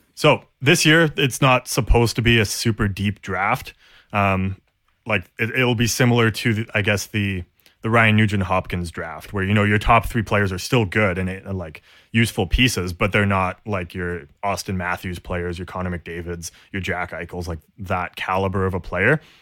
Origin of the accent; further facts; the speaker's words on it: Canada; we're Canadian